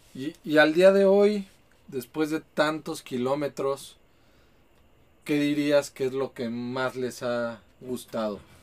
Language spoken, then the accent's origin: Spanish; Mexico City, Mexico; moved away as an adult; now in Guadalajara, Mexico; Yo soy de, Ciudad de México